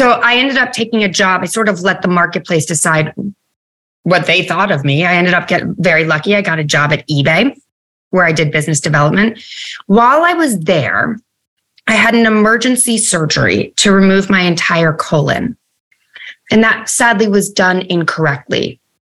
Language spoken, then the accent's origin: English; United States; also born or lived in New York City; I grew up right outside of New York